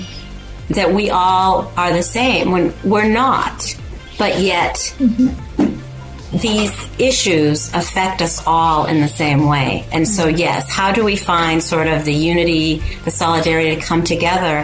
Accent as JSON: {"language": "English", "region": "Massachusetts", "country": "United States", "tie": "born or raised there", "said": "I grew up in sort of this amalgamation of immigrants in this town where I grew up in Massachusetts"}